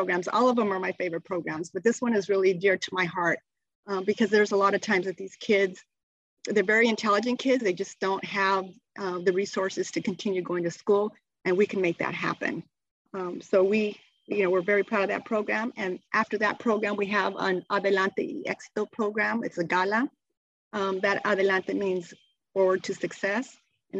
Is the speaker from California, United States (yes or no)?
no; Superior, Arizona, United States; I was raised in Superior, Arizona, my small little mining town, very close-knit community